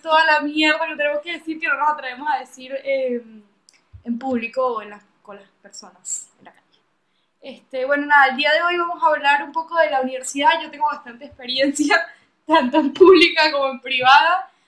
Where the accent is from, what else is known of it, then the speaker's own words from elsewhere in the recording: Venezuela; moved away; para mí en Venezuela era una aventura